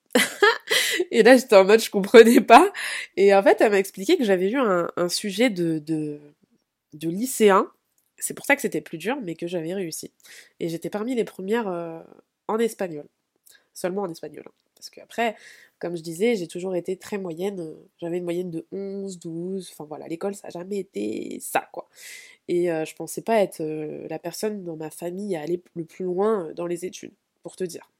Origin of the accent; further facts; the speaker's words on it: Vitry-sur-Seine, Île-de-France, France; first language French; also born or lived in Spain; je viens de Vitré-sur-Seine, euh, en région parisienne